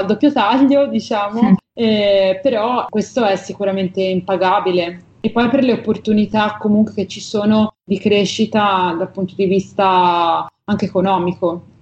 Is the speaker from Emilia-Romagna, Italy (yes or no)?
no; Livorno, Tuscany, Italy; a Livorno, che è la mia città natale